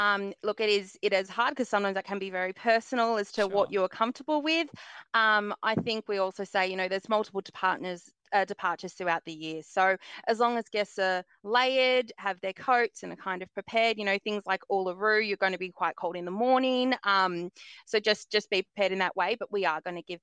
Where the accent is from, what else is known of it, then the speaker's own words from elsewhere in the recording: Melbourne, Victoria, Australia; I am from Melbourne, so I am starved of sunshine